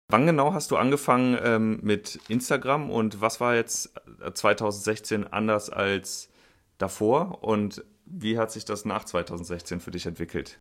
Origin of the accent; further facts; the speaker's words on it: Linz am Rhein, Rhineland-Palatinate, Germany; moved away; Ich sitze in Linz am Rhein in einem Weinkeller und äh, treffe hier in meiner alten Heimat